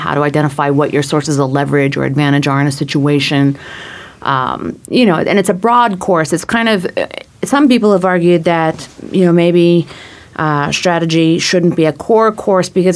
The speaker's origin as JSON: {"language": "English", "region": "Colorado", "country": "United States", "tie": "born or raised there", "also_born_or_lived": "Seattle, Washington / Boston, Massachusetts", "moved": "yes", "said": "I grew up in Colorado"}